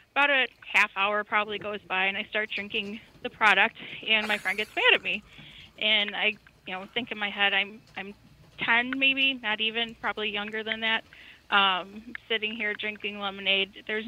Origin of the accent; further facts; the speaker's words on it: Chicago, Illinois, United States; I am from Chicago, but it was not mob-related.